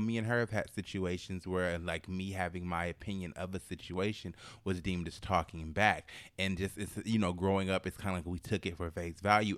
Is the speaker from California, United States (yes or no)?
yes; Oakland, California, United States; I'm from Oakland